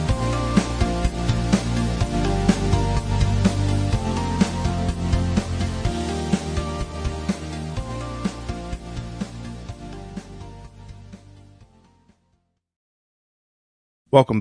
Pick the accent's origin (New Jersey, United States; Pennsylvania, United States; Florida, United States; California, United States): New Jersey, United States; also born or lived in West Virginia; I'm from New Jersey. I still live here